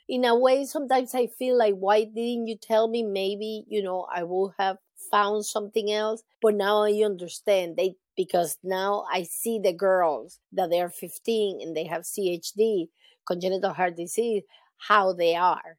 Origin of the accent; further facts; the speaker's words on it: Caracas, Capital District, Venezuela; also born or lived in Raleigh, North Carolina / Charlotte, North Carolina; now in Jacksonville, United States; I was born in Venezuela in 1965